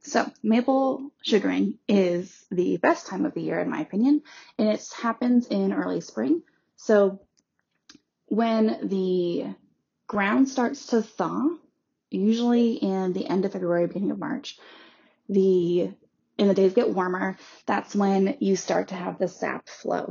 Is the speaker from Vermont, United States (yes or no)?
yes; Vermont, United States; I grew up in Vermont, which is mostly Abenaki land.